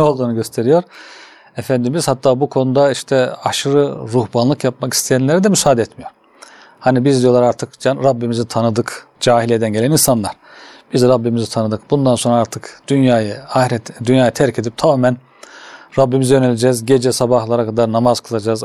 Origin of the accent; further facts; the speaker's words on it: Kütahya, Turkey; moved away as an adult; also born or lived in Istanbul; ben Kütahyalıyım hocam. Kütahya İmam Hatip